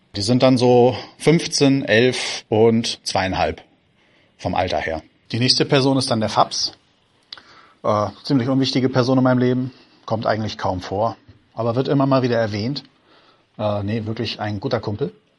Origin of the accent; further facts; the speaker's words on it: Lauenburg, Schleswig-Holstein, Germany; Ich komme aus Laumburg und das gehört mit zum äh, Outer Rim Hamburgs